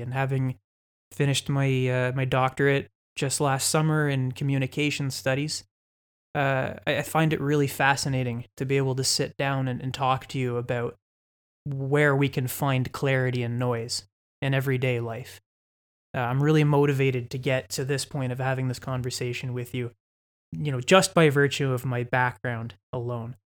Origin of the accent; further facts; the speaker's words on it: London, Ontario, Canada; also born or lived in Toronto; I'm from London. I'm from the city that we're recording this podcast in. the great city of London, Ontario, Canada. I grew up in the West End